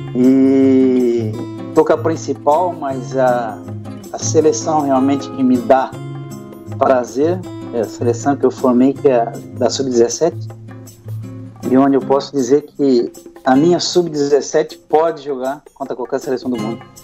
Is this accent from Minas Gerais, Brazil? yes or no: no; Siderópolis, Santa Catarina, Brazil; now in Brazzaville, Republic of the Congo; eu vim de Siderópolis, uma cidadezinha de 600 habitantes no sul do país